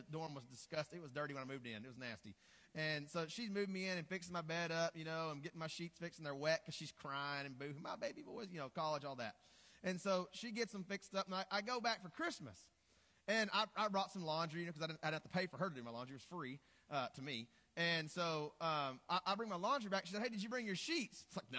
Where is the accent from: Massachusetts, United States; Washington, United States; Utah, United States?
Utah, United States; Morgan; a church planter from Morgan, Utah.